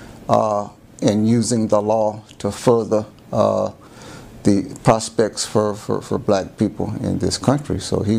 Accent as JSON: {"language": "English", "town": "Jacksonville Beach", "region": "Florida", "country": "United States", "tie": "born or raised there", "also_born_or_lived": "St. Petersburg, Florida", "said": "I was born in St. Petersburg, Florida. And when I was about 6 years old, my parents moved to Jacksonville Beach, Florida, where I lived until I was about 14, ready for high school."}